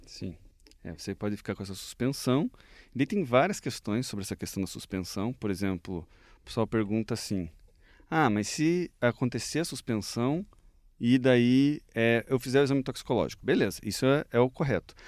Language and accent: Portuguese; Curitiba, Paraná, Brazil; also born or lived in Vilhena, Rondônia; Eu sou de Curitiba, natural daqui mesmo